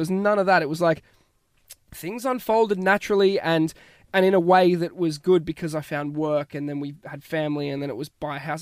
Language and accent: English; Australia; moved away as an adult; now in Ireland